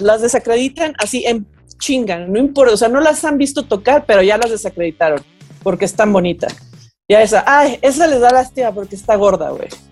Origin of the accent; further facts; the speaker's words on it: Guadalajara, Jalisco, Mexico; soy música em, de Guadalajara